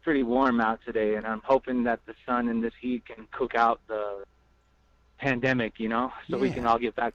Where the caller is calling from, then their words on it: Albuquerque, New Mexico, United States; Today I'm calling in from Albuquerque, New Mexico. I was just arriving from my reservation. Currently, I'm living here and based in Albuquerque.